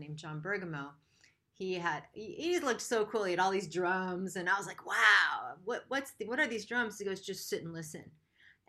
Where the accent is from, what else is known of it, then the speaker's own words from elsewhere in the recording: Rochester, New York, United States; I grew up in Rochester, New York.